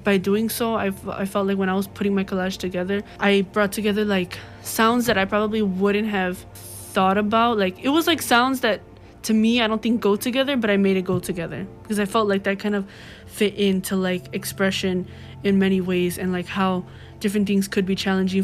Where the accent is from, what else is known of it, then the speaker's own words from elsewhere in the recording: Chicago, Illinois, United States; I'm from the West Lawn community